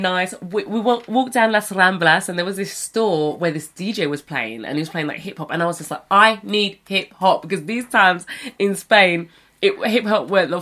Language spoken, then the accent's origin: English; United Kingdom; moved away as an adult; as British kids